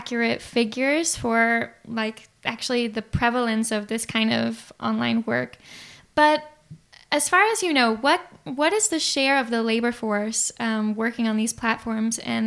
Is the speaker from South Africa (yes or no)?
no; United States; moved away as an adult; I've moved outside of my home country, which is the US